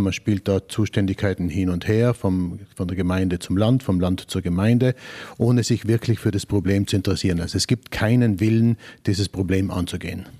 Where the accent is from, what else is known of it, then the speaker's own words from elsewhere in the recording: Bolzano, Trentino-Alto Adige, Italy; als Bozner, als Südtiroler